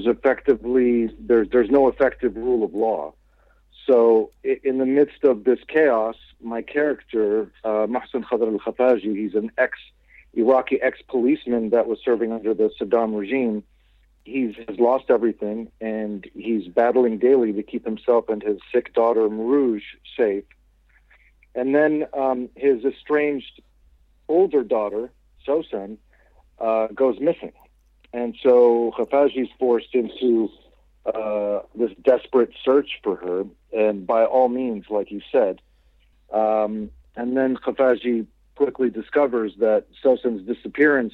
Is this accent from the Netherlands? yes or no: no; Kuwait; I grew up in Kuwait and I was living there at the time